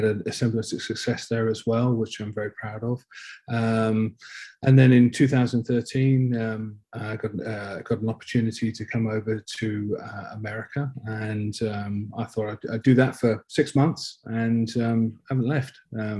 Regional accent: Bognor Regis, South East England, United Kingdom; moved away as an adult; also born or lived in London / Belfast; now in United States; I grew up in a small town on the south coast of England. My father's of Irish stock, and learnt my rugby in Bognor Rugby Club.

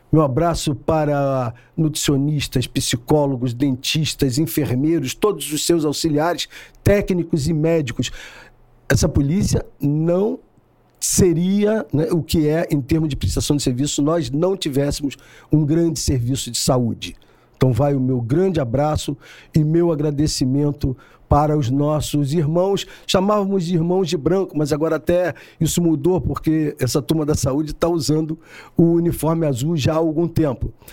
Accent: São Gonçalo, Rio de Janeiro, Brazil; eu sou de São Gonçalo, sou um filho de São Gonçalo, nasci em 1958.

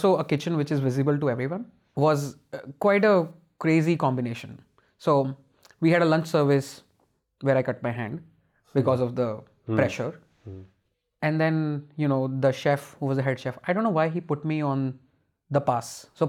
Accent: India; Of course, as an Indian, you can always have opinions.

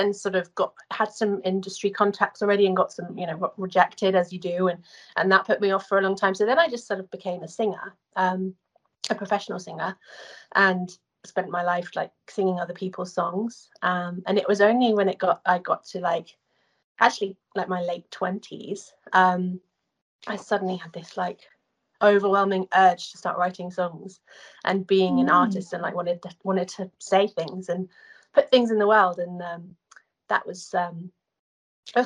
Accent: Guildford, South East England, United Kingdom; moved away as an adult; now in United States; I'm from Guildford

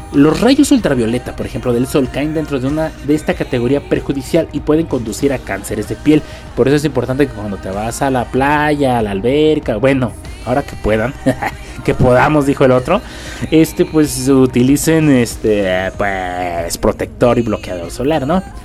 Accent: Mexico; Estamos en un país donde, pues vamos lentos en cuanto a tecnología

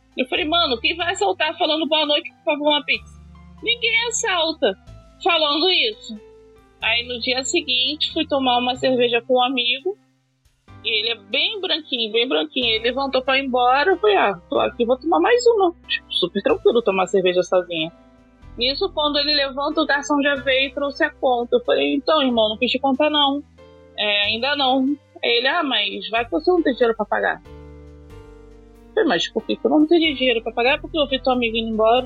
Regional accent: Rio de Janeiro, Brazil; Eu vim de Padre Miguel

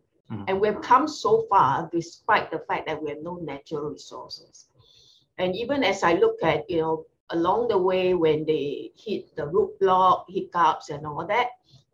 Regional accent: Singapore; Being a Singaporean

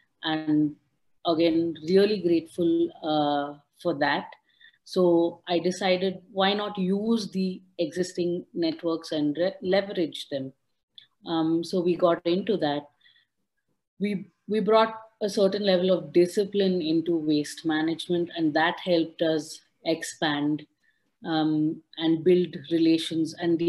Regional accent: Udupi, Karnataka, India; TIP Sessions is headquartered in Udupi, which is my hometown district. I was one of those people that, you know, grew up spending all of my summers and winter holidays in my grandparents' house by the beach with the local communities.

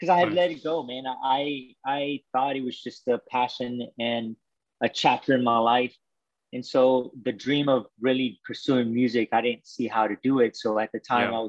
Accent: Waco, Texas, United States; I'm from Waco, Texas

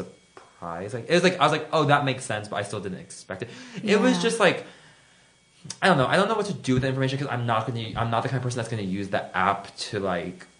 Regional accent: Florida, United States; I am from Florida

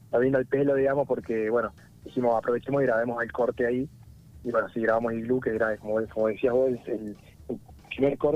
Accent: San Francisco, Córdoba, Argentina; now in Buenos Aires, Argentina; Eh, San Francisco es una ciudad que está en realidad más cerca de Santa Fe que de Córdoba. Por eso no, no, tengo tonada.

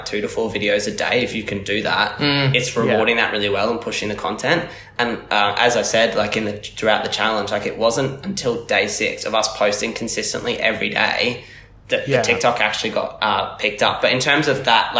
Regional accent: Australia; fellow Aussies

